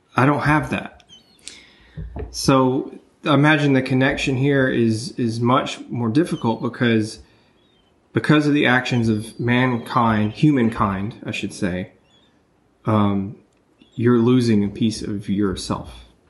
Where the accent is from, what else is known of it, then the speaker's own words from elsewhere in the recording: Memphis, Tennessee, United States; my hometown, Memphis, Tennessee.